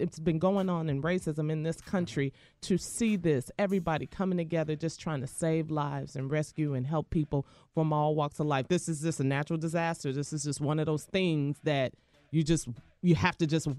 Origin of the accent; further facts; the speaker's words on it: Houston, Texas, United States; moved away as an adult; also born or lived in Chicago / New Orleans; born in Chicago. I was raised in Houston, high school, college.